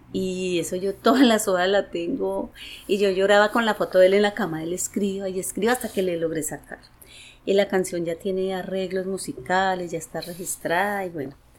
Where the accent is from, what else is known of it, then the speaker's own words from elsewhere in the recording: Manizales, Caldas, Colombia; soy de Colombia y bueno, eh, soy nacida en Manizales